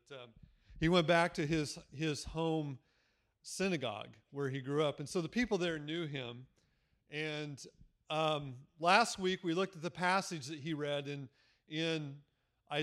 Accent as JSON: {"language": "English", "region": "Midwest", "country": "United States", "tie": "born or raised there", "said": "I grew up in the Midwest"}